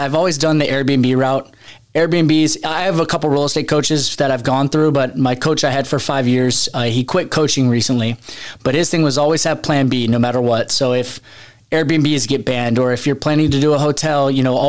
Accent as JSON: {"language": "English", "town": "Seattle", "region": "Washington", "country": "United States", "tie": "born or raised there", "moved": "as an adult", "lives_now": "San Diego, United States", "said": "I was born and raised in Seattle"}